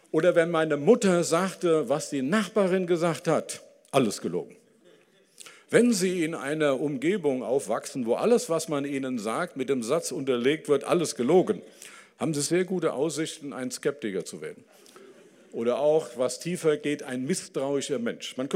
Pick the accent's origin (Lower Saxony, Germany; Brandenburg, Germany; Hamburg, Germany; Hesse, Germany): Hesse, Germany; Dillenburg; also ich komme von ähm, ähm, aus Dillenburg. Das ist eine Stadt im Hessischen. Und das kann man bei mir dann merken, wenn ich Zichlaute gebrauche.